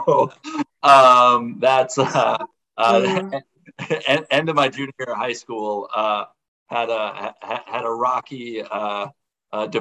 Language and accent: English; Minnesota, United States; now in Jamestown, United States; I'm from Minnesota originally, and I was really excited to get back, you know, closer to where I can go hunt with my family.